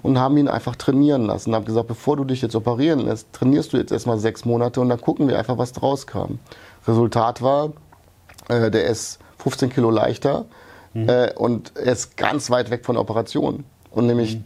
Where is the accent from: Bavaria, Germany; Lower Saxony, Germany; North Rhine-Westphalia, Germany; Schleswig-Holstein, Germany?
North Rhine-Westphalia, Germany; Wuppertal; born or raised there; also born or lived in Yugoslavia